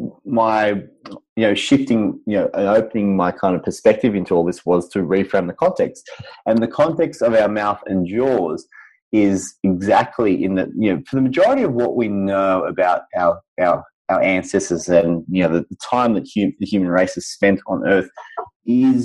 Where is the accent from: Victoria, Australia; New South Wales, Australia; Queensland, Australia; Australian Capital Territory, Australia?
New South Wales, Australia; Sydney; I'm from Sydney, Australia